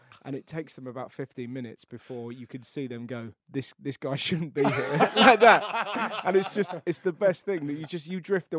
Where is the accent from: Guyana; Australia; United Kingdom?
United Kingdom; England; because I'm English.